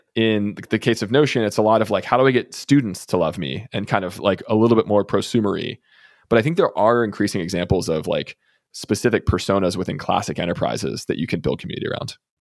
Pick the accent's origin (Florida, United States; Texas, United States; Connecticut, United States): Texas, United States; I'm from Texas